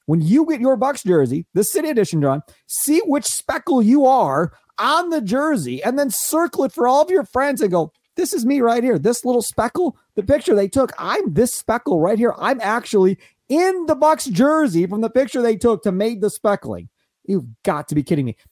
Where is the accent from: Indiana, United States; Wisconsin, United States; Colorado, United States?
Wisconsin, United States; Kenosha; I grew up in Kenosha, not in Milwaukee